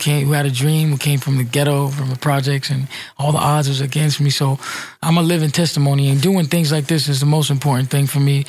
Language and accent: English; New York City, New York, United States; also born or lived in Brooklyn; Man, so I grew up in New York City. I grew up in Spanish Harlem. 100% Puerto Rican.